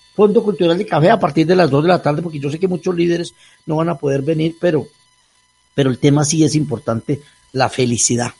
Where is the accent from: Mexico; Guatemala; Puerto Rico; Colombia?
Colombia; nosotros, los colombianos